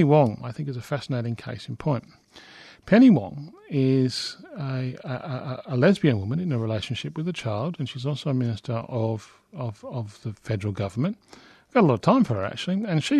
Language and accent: English; Australia; I should be allowed to get married to my partner because I'm an Australian and we're a secular country.